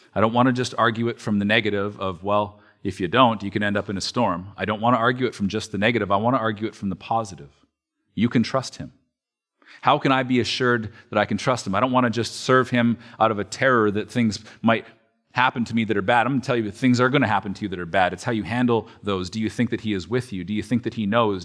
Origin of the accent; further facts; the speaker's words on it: Alberta, Canada; moved away; I am from Alberta